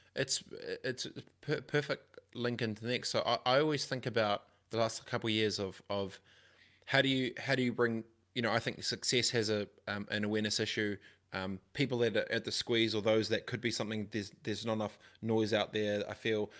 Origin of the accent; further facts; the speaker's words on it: New Zealand; growing up in Aronoia, in my high school, in my seventh form